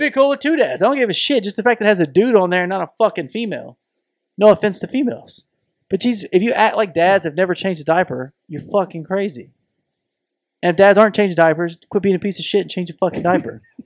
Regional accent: the South, United States; we both have bo-, been born and raised in the South

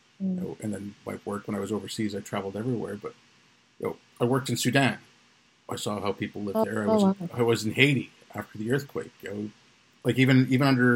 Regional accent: Canada; also born or lived in India; I was born in India. I grew up in Canada.

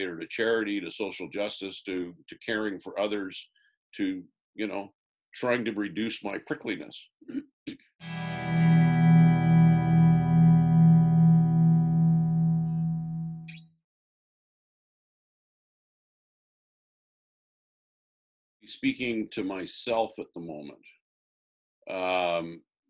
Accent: Orangeville, Ontario, Canada; Orangeville, my hometown

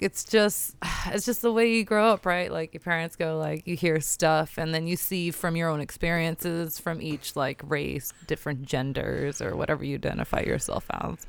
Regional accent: Portland, Oregon, United States; I'm mixed. I'm American. I'm born here.

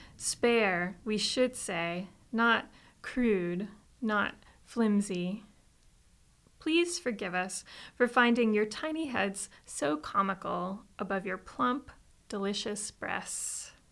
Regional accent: Florida, United States; moved away; I'm originally from Florida

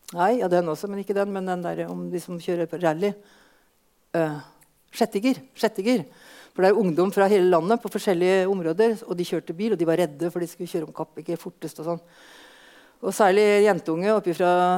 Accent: Østfold, Norway; vi hjemme i Østfold

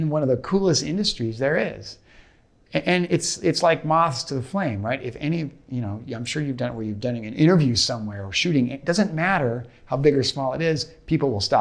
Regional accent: Portland, Oregon, United States; now in Los Angeles, United States; I'm from Portland, Oregon initially, and I've lived all over the country

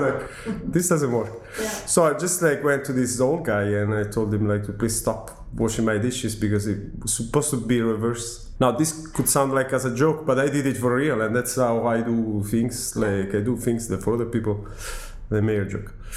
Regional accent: Milan, Lombardy, Italy; English is a second language; moved away as an adult; also born or lived in Los Angeles, United States; everything began in Milano, my, my hometown. I'm Italian, 39, from Milano.

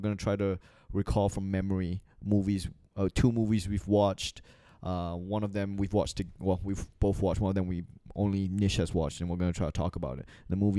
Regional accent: Singapore; moved away as an adult; also born or lived in Malaysia / Australia; I'm born in Malaysia, I grew up in Singapore. I went to university in Australia.

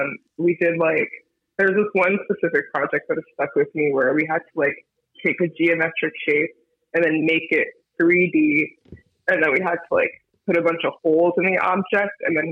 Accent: Miami, Florida, United States; also born or lived in Coral Bay / Pinecrest; now in Philadelphia, United States; I grew up mostly in South Miami. I lived in a bunch of different neighborhoods down there. Like, I lived in Color Bay for a minute, lived in Pinecrest for a second

